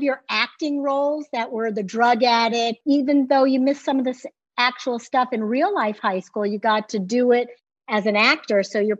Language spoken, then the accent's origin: English; Beverly Hills, California, United States; growing up in Beverly Hills in high school.